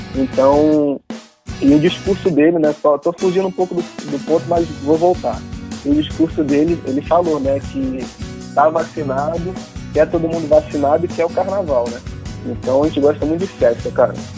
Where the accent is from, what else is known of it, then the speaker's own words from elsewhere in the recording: Rio de Janeiro, Brazil; sou carioca, nasci no Rio